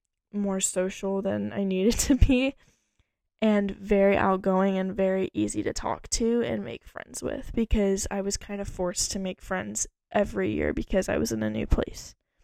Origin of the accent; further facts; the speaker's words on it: Texas, United States; also born or lived in Idaho; Okay, I was born in Austin, Texas. And I was raised all over Texas and a little bit in Idaho, I would say, in my child years